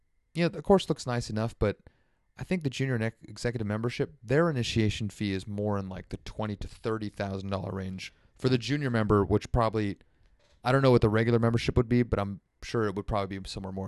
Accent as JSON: {"language": "English", "area": "North Bay", "region": "California", "country": "United States", "tie": "born or raised there", "said": "growing up in the East Bay that I was always a little jealous of is that savory public transportation right into the city that we never got to enjoy as North Bay kids."}